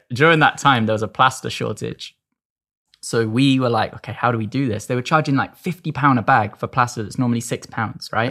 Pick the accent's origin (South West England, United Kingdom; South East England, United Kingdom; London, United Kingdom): South West England, United Kingdom; Devon; I'm from Devon